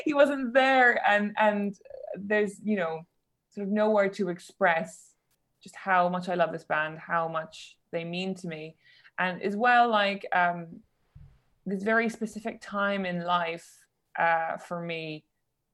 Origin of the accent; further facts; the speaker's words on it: Cork, Munster, Ireland; moved away as an adult; now in London, United Kingdom; But I grew up in Cork and I also went to college in Cork in UCC